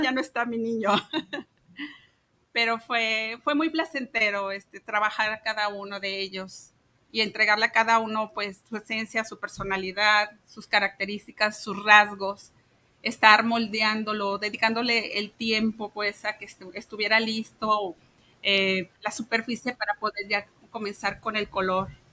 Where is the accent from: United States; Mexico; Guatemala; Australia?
Mexico; Guadalajara, Jalisco; nací aquí en Guadalajara, soy tapatía